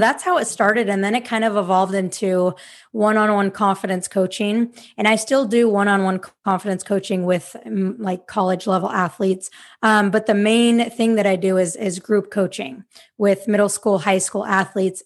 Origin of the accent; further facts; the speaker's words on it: Salt Lake City, Utah, United States; moved away as an adult; now in Sacramento, United States; I am from Salt Lake City, Utah, but I currently live in Sacramento, California